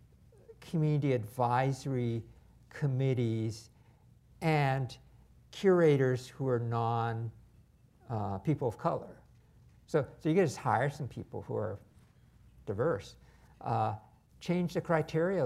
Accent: United States; I was born in America

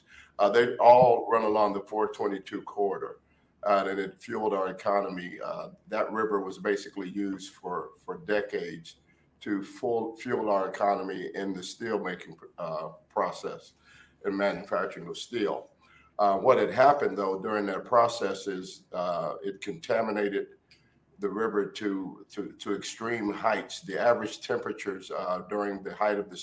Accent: Warren, Ohio, United States; when I was growing up in Warren, Ohio

